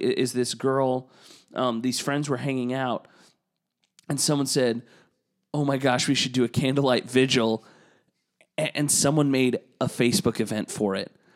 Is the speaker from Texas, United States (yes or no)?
yes; Texas, United States; moved away as an adult; also born or lived in Saint Louis; to have been from Texas and to move north